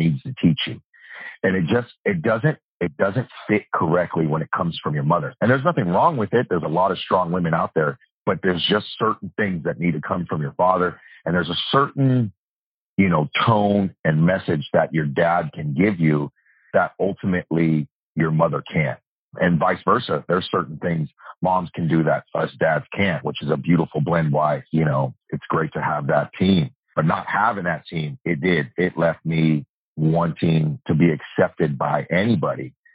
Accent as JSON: {"language": "English", "town": "Oakland", "region": "California", "country": "United States", "tie": "born or raised there", "lives_now": "Sacramento, United States", "said": "I was born in Oakland. I was raised in a trailer park"}